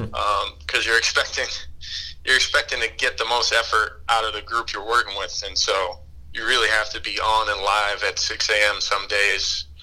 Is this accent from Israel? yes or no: no; East Coast, United States; But yeah, I mean, I'm from the East Coast